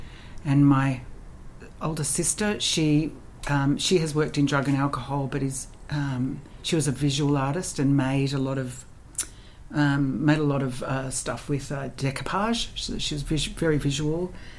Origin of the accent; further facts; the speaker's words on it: Canberra, Australian Capital Territory, Australia; moved away as an adult; So I left Canberra when I was 19, and I left because I wanted to go to drama school